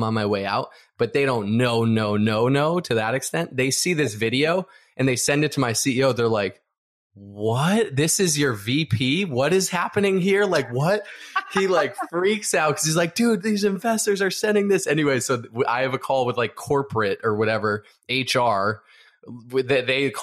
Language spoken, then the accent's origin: English; Boston, Massachusetts, United States; moved away as an adult; also born or lived in California; now in Orange County, California, United States; Boston where I was raised, grew up, built my whole career, built everything there